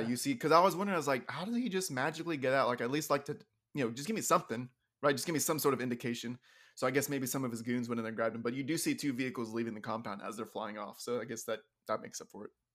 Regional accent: Texas, United States; being a Texan

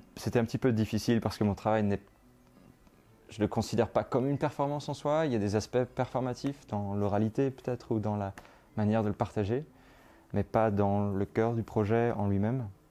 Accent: Brittany, France; moved away as an adult; now in Belgium; j'ai grandi en France, en Bretagne

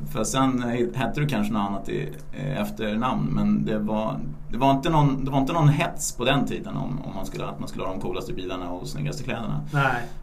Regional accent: Stockholm, Stockholm County, Sweden; Vi är uppvuxna på Östermalm i Stockholm

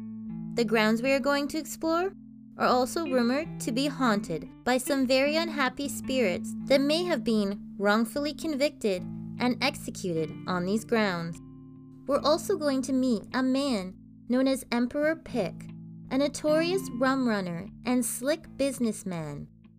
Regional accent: Canada

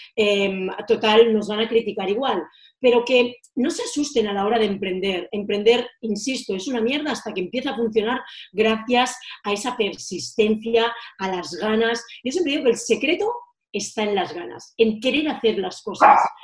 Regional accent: Girona, Catalonia, Spain; moved away as an adult; also born or lived in Menorca; Mis padres y mis abuelos eh, tuvieron un hostal en mi ciudad natal, Girona

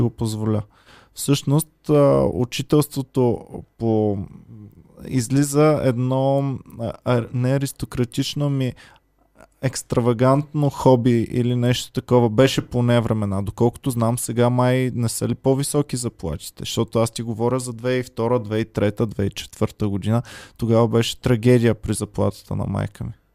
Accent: Stara Zagora, Stara Zagora Province, Bulgaria; now in Sofia, Bulgaria; аз съм от Стара Загора

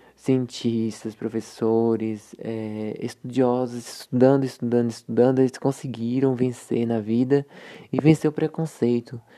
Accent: Mortugaba, Bahia, Brazil; sou da cidade de Mortugaba, na Bahia

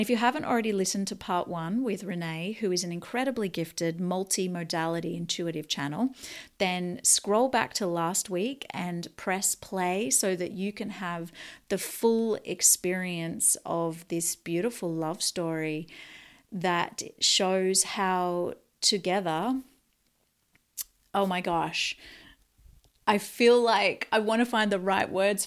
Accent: Newcastle, New South Wales, Australia; the Opened Mind Space in Newcastle, Australia. Shout out to my hometown

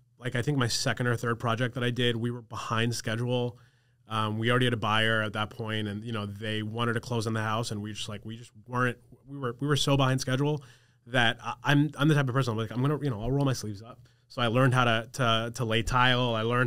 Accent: New York, United States; my parents didn't want me to go away because I grew up on Long Island.

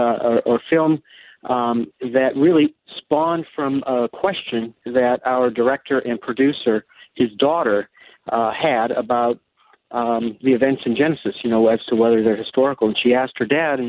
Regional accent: Akron, Ohio, United States; moved away as an adult; also born or lived in Russia; I'm actually originally from Akron, Ohio, of Serbian descent

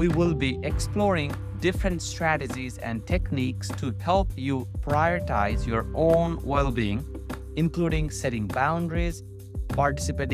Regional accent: Nepal; moved away as an adult; now in North Carolina, United States; I was born and raised in Nepal

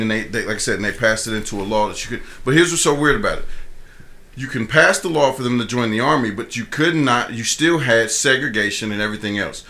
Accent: Columbus, Ohio, United States; moved away; I'm from Columbus

